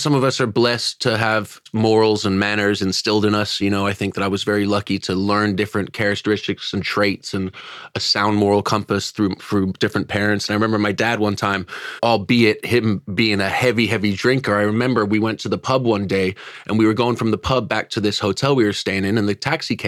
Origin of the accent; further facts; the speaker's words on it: California, United States; accent: Yank; moved away as an adult; now in United Kingdom; I'm California born and raised, but my bloodline's from here